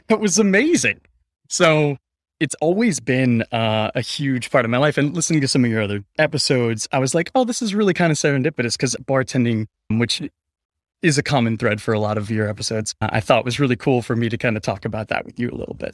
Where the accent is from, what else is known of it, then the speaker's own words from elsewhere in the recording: Denver, Colorado, United States; also born or lived in Phoenix, Arizona; I was born in Denver, Colorado, but I kinda grew up between Phoenix, Arizona, and Denver, Colorado